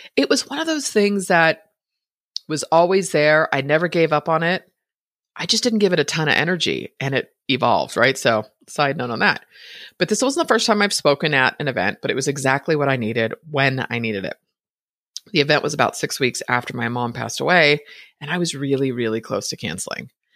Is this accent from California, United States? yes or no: yes; Bay Area, Northern California, United States; born or raised there